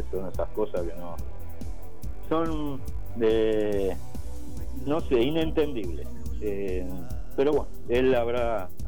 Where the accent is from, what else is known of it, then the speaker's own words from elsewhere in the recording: Mar del Plata, Buenos Aires Province, Argentina; Claro, soy de Mar del Plata.